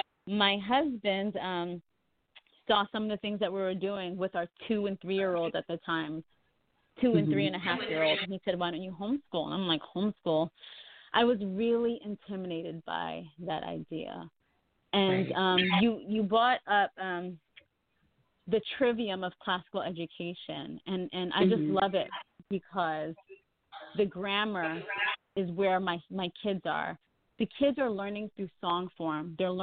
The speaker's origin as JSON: {"language": "English", "region": "New York", "country": "United States", "moved": "as an adult", "lives_now": "Georgia, United States", "said": "I'm from New York, and my family and I, we relocated to Georgia about 3 years ago"}